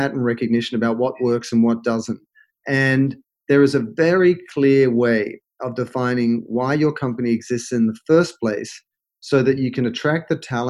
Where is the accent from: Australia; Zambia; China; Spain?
Australia; moved away as an adult; also born or lived in London / United States; now in Los Angeles, United States; I'm an Australian, and I'd worked in Australia, London, and all over the US